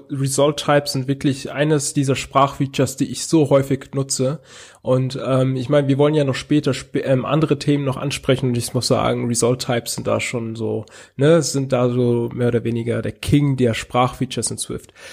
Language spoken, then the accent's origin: German; Hesse, Germany; now in Tübingen, Germany; Also ich komme eigentlich aus Hessen, bin aber jetzt im Ländle. Also in der Nähe von Tübingen.